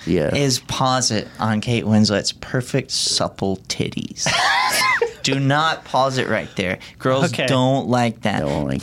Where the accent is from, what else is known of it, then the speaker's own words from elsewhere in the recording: the South, United States; I'm from the South